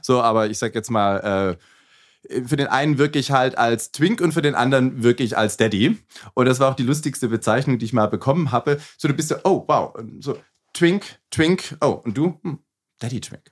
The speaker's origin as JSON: {"language": "German", "town": "Fellbach", "region": "Baden-Württemberg", "country": "Germany", "also_born_or_lived": "Dortmund", "moved": "as an adult", "lives_now": "Berlin, Germany", "said": "ich komme ursprünglich aus dem Schwabenländle"}